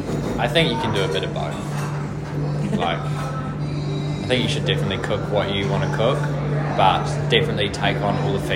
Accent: Nelson, New Zealand; born or raised there; moved away; also born or lived in Christchurch, New Zealand

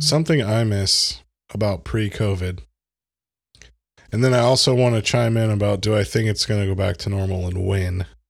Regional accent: United States; as an American, as a privileged white American

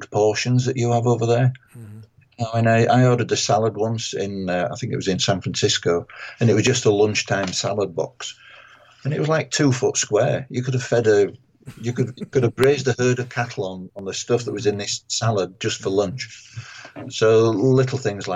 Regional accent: England, United Kingdom; being an Englishman who's never visited Jamaica Plain

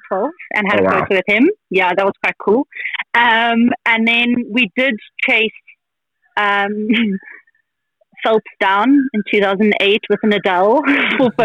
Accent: South Africa; we're South African

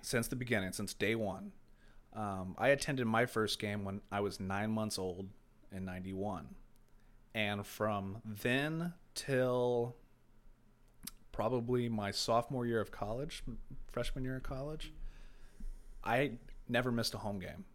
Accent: Brownsburg, Indiana, United States; also born or lived in Carmel, Indiana; I was born and raised in Carmel and, uh, Clay Terrace area, and I moved to Brownsburg in ninety-five

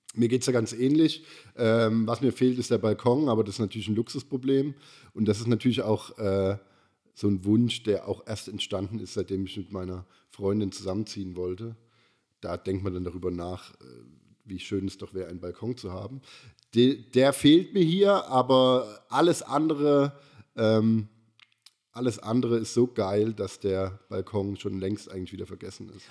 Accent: Germany; now in Karlsruhe, Germany; ich bin ja am Neckar so ein bisschen groß geworden, zwar nicht direkt am Neckar, aber ich hatte so eine halbe Stunde Fahrzeit

